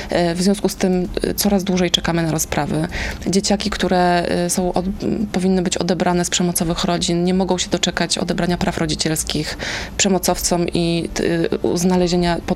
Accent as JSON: {"language": "Polish", "town": "Warsaw", "region": "Masovian Voivodeship", "country": "Poland", "said": "to właśnie Anka Górska z Kaszub i ja z Warszawy."}